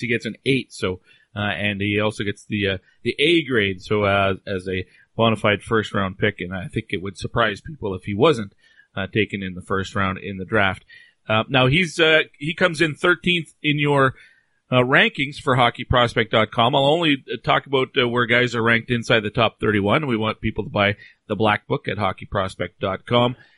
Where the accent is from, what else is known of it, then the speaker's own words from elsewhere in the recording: Canada; I'm Canadian